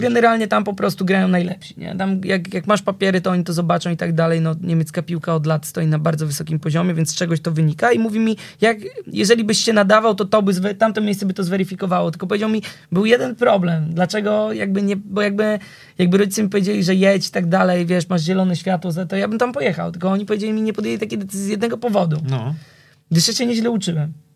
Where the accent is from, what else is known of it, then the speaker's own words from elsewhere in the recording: Warsaw, Masovian Voivodeship, Poland; ja pochodzę e, z Warszawy, ale z Wawra